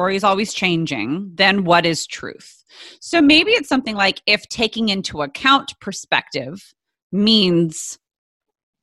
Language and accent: English; San Diego, California, United States; I'm from San Diego